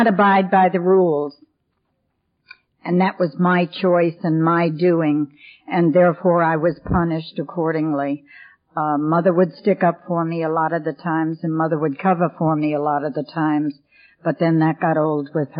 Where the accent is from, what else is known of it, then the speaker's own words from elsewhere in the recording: New York City, New York, United States; also born or lived in Ohio / Hilton Head Island, South Carolina; now in King, United States; The reason I don't have a southern accent, Kathy, is I was born and raised in New York City